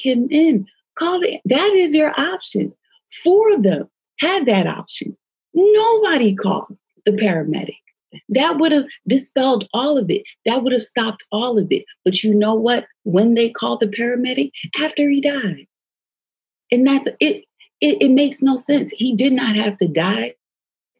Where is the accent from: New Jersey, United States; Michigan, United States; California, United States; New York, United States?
New Jersey, United States; I grew up in Jersey